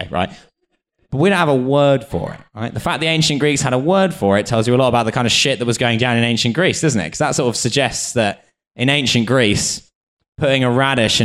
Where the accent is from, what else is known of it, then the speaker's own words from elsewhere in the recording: United Kingdom; being British